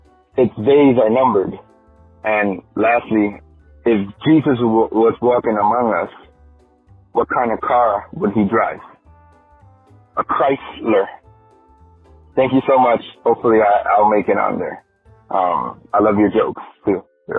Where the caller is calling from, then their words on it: Kissimmee, Florida, United States; I'm calling from Kissimmee, Florida.